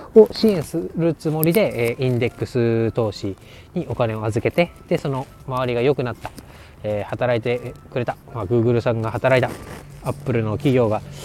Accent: Japan; 私が雪国の出身ということもあって、まあ、小さい時からウィンタースポーツにこう慣れ親しんだ

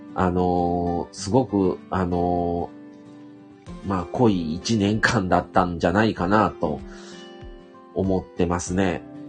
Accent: Hyogo, Japan; also born or lived in Shiga; 生まれた場所が滋賀県なんですね。育ちは兵庫県

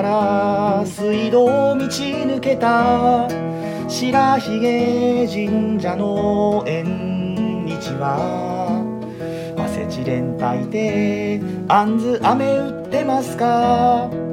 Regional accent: Osaka, Japan; moved away; 私大阪の実家に帰ってまいりました

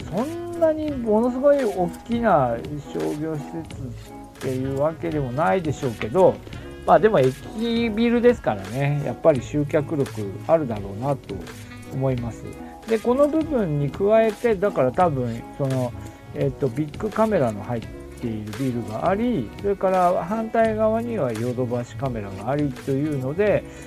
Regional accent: Aomori, Japan; now in Niigata, Japan; 私の地元でも青森

